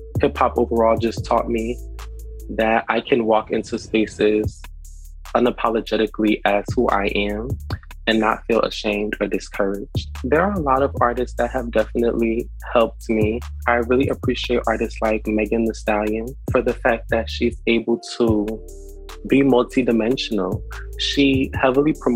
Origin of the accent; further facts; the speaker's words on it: Newark, New Jersey, United States; I am from Newark, New Jersey, originally